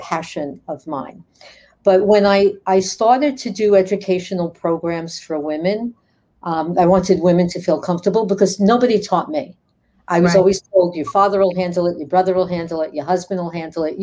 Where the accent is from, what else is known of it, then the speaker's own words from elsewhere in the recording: New York City, New York, United States; I grew up in the Bronx, New York. I'm a tough cookie.